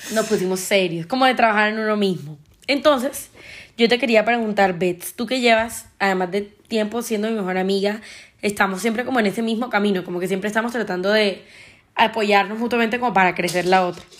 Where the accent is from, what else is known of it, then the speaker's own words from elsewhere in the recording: Colombian Caribbean coast, Colombia; soy colombiana, costeña